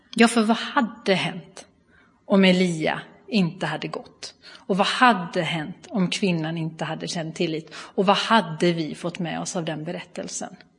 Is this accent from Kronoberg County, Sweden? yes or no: no; Bua, Halland County, Sweden; accent: Halland diphthongs; now in Gothenburg area, Sweden; Jag kommer ifrån Halland ursprungligen, så hör ni några halländska diftonger så är det helt i sin ordning. Ehm, jag är uppvuxen i eh, Pingstkyrkan i Bua